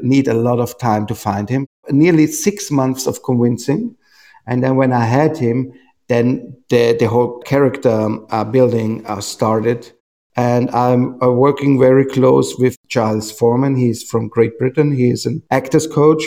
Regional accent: Austria; I come from Austria.

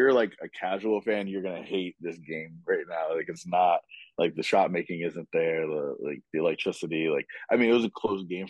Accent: East Coast, United States; I'm obviously from the East Coast.

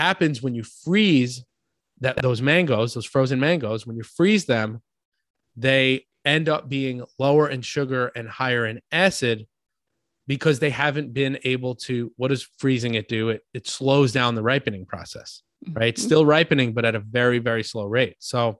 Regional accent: New York, United States; I'm from New York.

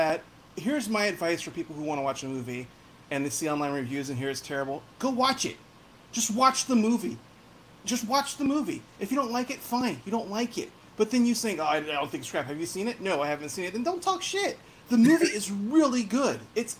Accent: Modesto, California, United States; I'm from Modesto

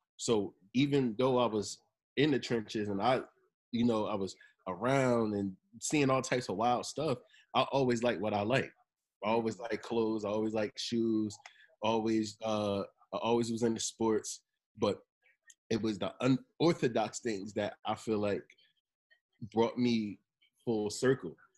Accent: Monmouth County, New Jersey, United States; also born or lived in Seaford, Delaware / Long Branch, New Jersey / Tinton Falls, New Jersey / Red Bank, New Jersey; I'm from Monmouth County

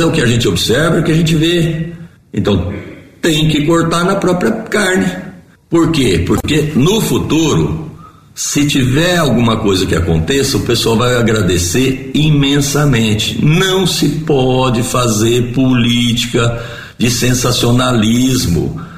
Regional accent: Ipuã, São Paulo, Brazil; moved away as an adult; now in Jaboticabal, Brazil; eu sou natural de Ipuã, tenho 61 anos e resido em Jabuticabal desde 1978, portanto 43 anos

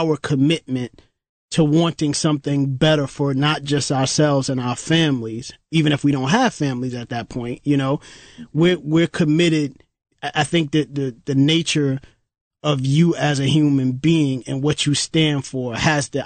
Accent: New York City, New York, United States; being a New Yorker, we had stations, right, within New York City back then in the early 80s

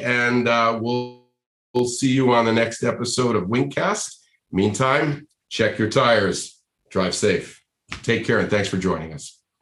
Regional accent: Rhode Island, United States; now in California, United States; I grew up in Rhode Island. I'm a New England. I'm a New England boy, right? I mean, I grew up in Rhode Island, but I've been in California for a long time now

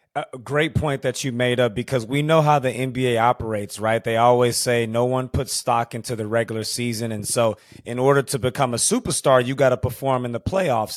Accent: Houston, Texas, United States; I grew up in Houston, Texas

